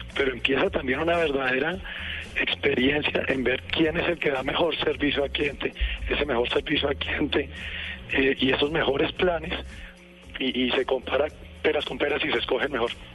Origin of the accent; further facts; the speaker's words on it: Colombia; yo soy un colombiano, un colombiano de pura cepa